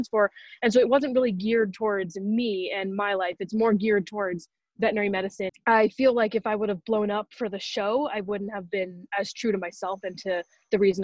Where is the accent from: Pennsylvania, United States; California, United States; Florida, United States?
California, United States; Los Angeles; Born and raised in Los Angeles.